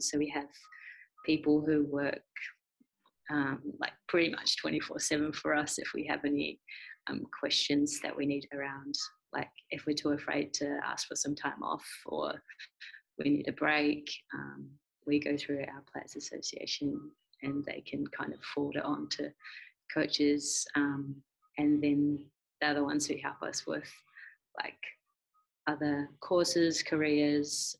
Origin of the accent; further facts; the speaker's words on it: Christchurch, Canterbury, New Zealand; I grew up in Christchurch, New Zealand